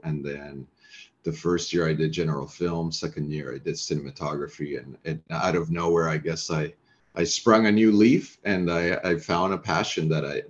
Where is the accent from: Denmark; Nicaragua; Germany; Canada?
Nicaragua; English is a second language; moved away; also born or lived in Ecuador / Middle East / Turkey / Saudi Arabia; That dates back to Central America, I guess, in the 80s, where I was raised. I was born in Ecuador and raised in Nicaragua, mainly.